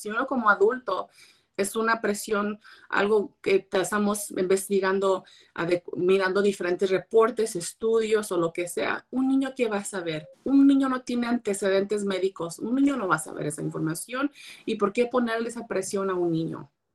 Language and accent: Spanish; Monterey County, California, United States; ya están aquí en mi condado, yo soy del condado de Monterrey